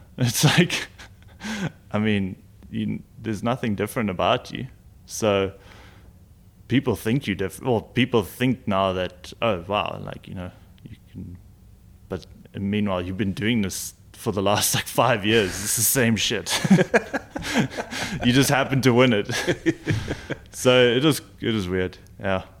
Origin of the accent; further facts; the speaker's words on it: South Africa; being a South African